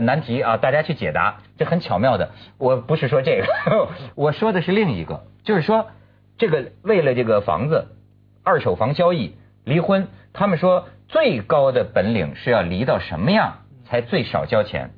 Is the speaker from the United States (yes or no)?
no; China; 就是我们中国人对这个契约婚姻呐，到底是尊重还是不尊重？